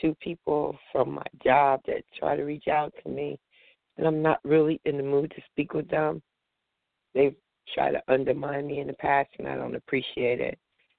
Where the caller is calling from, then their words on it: New Jersey, United States; I'm calling from New Jersey.